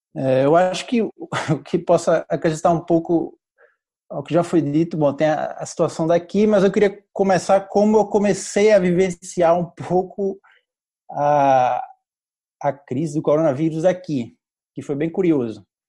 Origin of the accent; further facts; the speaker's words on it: Recife, Pernambuco, Brazil; moved away as an adult; now in France; sou de Recife também, é, é, Estou moro na França já faz, já faz quase sete anos